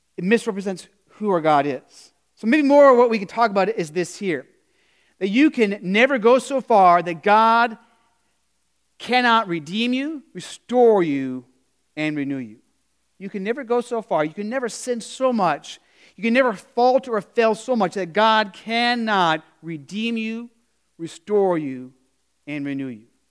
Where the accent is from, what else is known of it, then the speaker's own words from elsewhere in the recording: Arizona, United States; growing up in Arizona